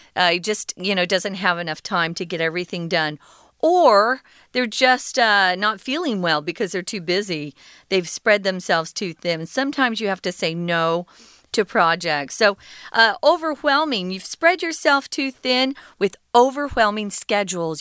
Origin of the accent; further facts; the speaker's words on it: United States; where we grew up in America